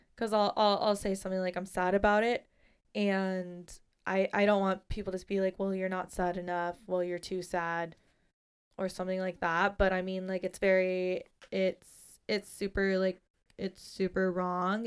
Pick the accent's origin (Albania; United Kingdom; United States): United States; San Diego, California; I'm from San Diego